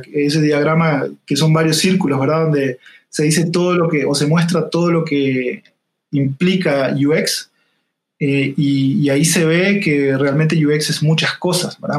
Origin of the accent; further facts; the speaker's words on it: Salto, Uruguay; accent: leve acento; moved away as an adult; now in Costa Rica; Yo no soy de Montevideo, soy de una ciudad del interior que se llama Salto